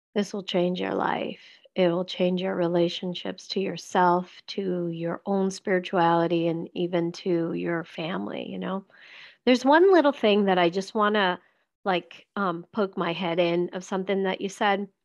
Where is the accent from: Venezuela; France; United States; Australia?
Venezuela; moved away; when i left venezuela